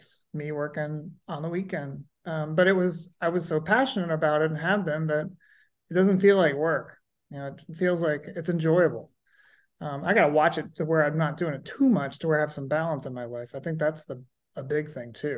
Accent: Louisville, Kentucky, United States; also born or lived in Massachusetts; now in Napa, United States; I grew up outside of Louisville, Kentucky, which is very much bourbon country

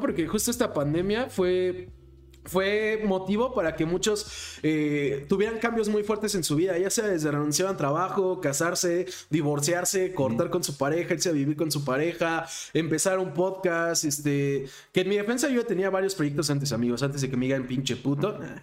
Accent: Mexico; soy mexicano

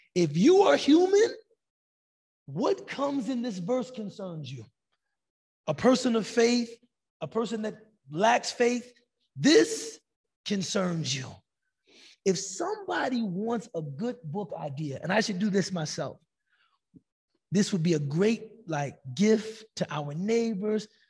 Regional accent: United States; Ana min America. I'm from America

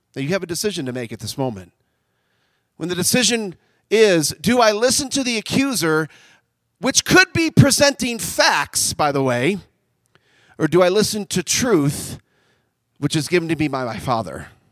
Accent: United States; I'm an American. I love America. I love where I live

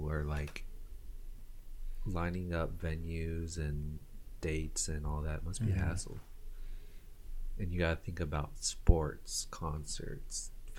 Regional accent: Las Vegas, Nevada, United States; When you live in Vegas, when you're born and raised in Vegas

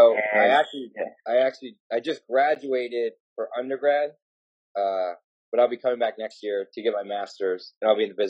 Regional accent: La Plata, Maryland, United States; I've grown up in Maryland my whole life.

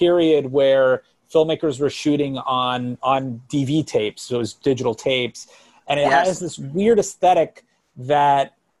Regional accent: near Miami, South Florida, United States; I'm from South Florida, by the way, I'm from right up the street from Miami. So I grew up in that area.

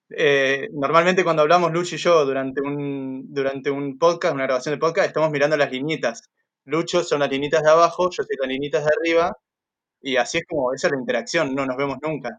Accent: Argentina; yo soy argentino y estoy cerca

